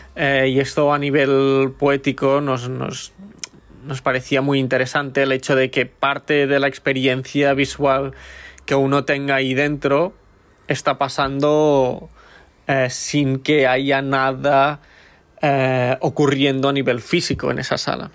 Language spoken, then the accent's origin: Spanish; Lleida, Catalonia, Spain; now in Berlin, Germany; soy de Lleida, pero ahora vivo en Berlín